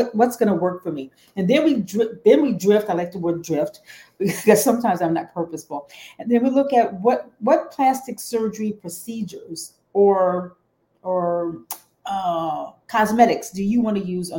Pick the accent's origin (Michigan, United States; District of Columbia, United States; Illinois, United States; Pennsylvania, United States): Michigan, United States; Detroit; also born or lived in Houston; I'm from Detroit, and I started out undergraduate school